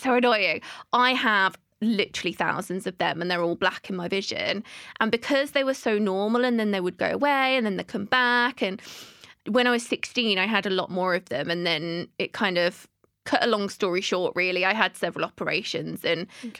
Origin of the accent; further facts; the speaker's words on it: Birmingham, West Midlands, United Kingdom; now in London, United Kingdom; I'm originally from Birmingham